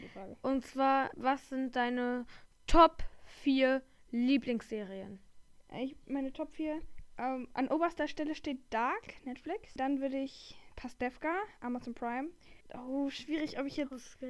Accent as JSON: {"language": "German", "region": "Rhineland", "country": "Germany", "said": "wir kommen aus dem Rheinland"}